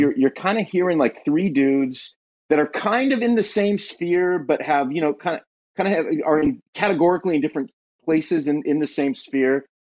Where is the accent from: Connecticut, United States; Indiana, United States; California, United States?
California, United States; Southern; born or raised there; moved away as an adult; now in Ashland, Ohio, United States